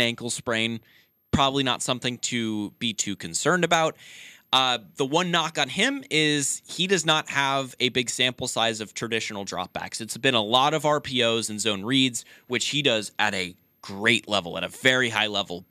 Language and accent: English; Sacramento, California, United States; I'm from Sacramento, which is only two hours from the University of Nevada, Reno